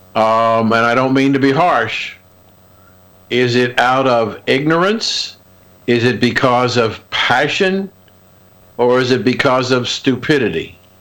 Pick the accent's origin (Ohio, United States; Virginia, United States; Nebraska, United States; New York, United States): Ohio, United States; Columbus; I grew up in Columbus, Ohio